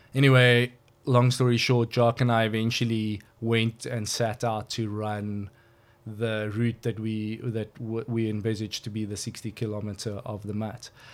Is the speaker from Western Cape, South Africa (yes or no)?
no; KwaZulu-Natal, South Africa; also born or lived in Johannesburg, South Africa / United Kingdom; now in George, South Africa; I was born in Natal, actually.